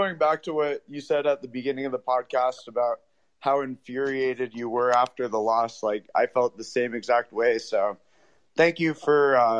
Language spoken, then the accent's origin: English; Bay Area, California, United States; now in Los Angeles, United States; And I live in LA. I mean, you know, I was born in the Bay Area